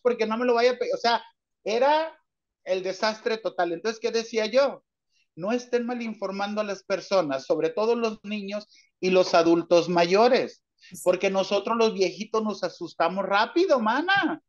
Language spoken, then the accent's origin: Spanish; Mazatlán, Sinaloa, Mexico; now in Kansas, United States; Yo nací en Mazatlán, Sinaloa